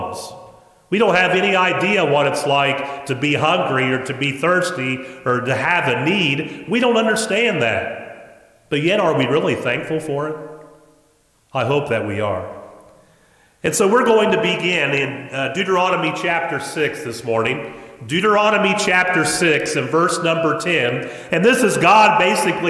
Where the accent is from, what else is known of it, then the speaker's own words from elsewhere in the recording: United States; I was born as an American. I've been an American for 50 years now